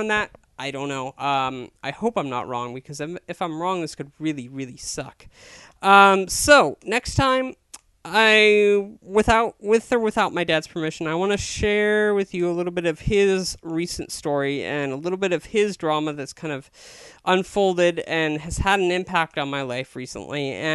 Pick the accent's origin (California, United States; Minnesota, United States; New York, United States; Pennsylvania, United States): California, United States; Chico; I was born in Chico, California on September 30th, 1984